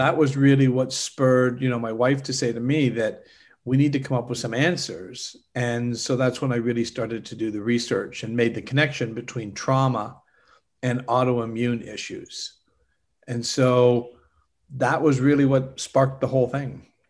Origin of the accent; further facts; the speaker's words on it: Canada; also born or lived in Europe; now in Orlando, United States; I'm originally from Canada